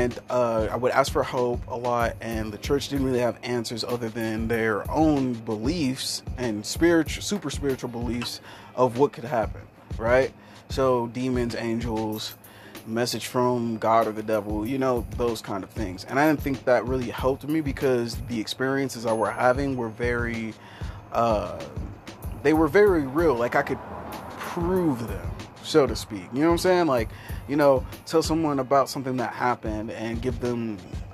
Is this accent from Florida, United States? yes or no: no; Kansas, United States; I'm a guy from Kansas, and usually when you come from Kansas, you have some sort of tie to Christianity.